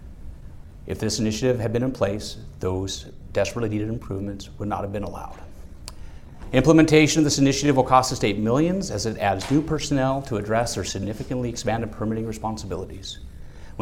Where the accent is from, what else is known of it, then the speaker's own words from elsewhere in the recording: Juneau, Alaska, United States; also born or lived in Sitka, Alaska; I was born in Sitka, was raised here in Juneau